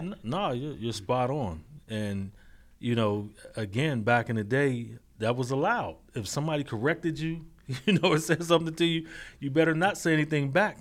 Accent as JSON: {"language": "English", "town": "Braddock", "region": "Pennsylvania", "country": "United States", "tie": "born or raised there", "said": "born and raised in Braddock, P A, in North Braddock, P A, uh, the Mon Valley"}